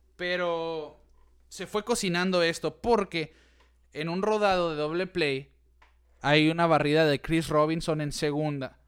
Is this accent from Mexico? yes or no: yes; Mexico; somos de México